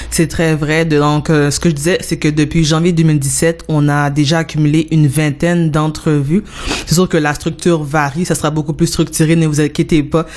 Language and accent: French; Montreal, Quebec, Canada; je viens euh, de l'Est de Montréal, donc euh, précisément de Montréal-Nord